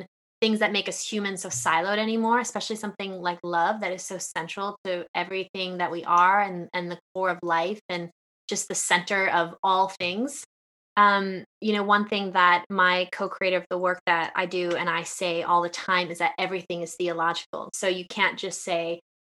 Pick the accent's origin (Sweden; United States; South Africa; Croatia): United States; New York; also born or lived in West Coast, United States; now in England, United Kingdom; I was born and raised in New York